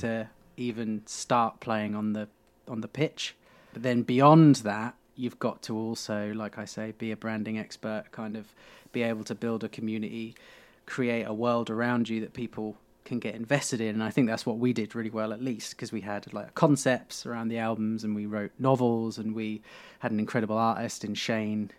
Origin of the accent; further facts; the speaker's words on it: Beccles, East of England, United Kingdom; I grew up in Beccles, it was called, so it's a tiny